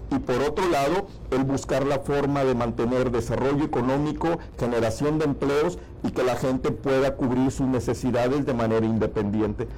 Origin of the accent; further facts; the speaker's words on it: Tamaulipas, Mexico; Los tamaulipecos no somos mexicanos de segunda